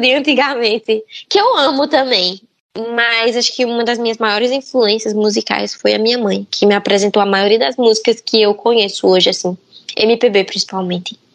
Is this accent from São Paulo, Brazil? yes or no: no; Paraíba, Brazil; also born or lived in Feira de Santana, Bahia; Mas eu fui criada na Paraíba, eu nasci em Feira de Santana. Só que quando eu tinha nove meses, aí eu fui pra Paraíba, pro sertão